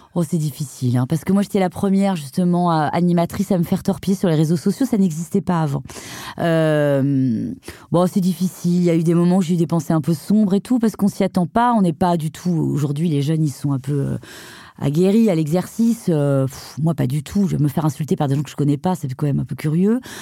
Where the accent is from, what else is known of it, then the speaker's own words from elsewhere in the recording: Brittany, France; je suis bretonne